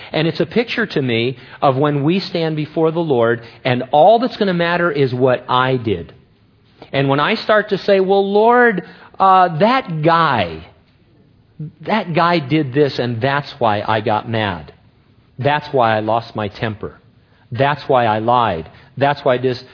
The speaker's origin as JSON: {"language": "English", "country": "United States", "said": "I love being an American"}